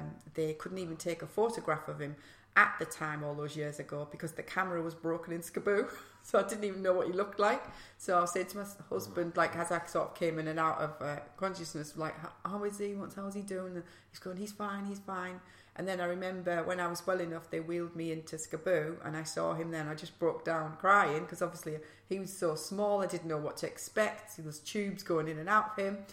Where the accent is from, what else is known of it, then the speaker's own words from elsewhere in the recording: Middlesbrough, North East England, United Kingdom; accent: northeast; moved away as an adult; now in London, United Kingdom; I was born in Middlesbrough and my mum and dad are Italian and had a very strict upbringing